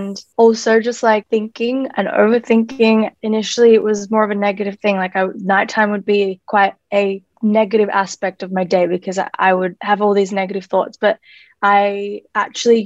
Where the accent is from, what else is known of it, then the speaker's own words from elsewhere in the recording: Melbourne, Victoria, Australia; I am an artist from Melbourne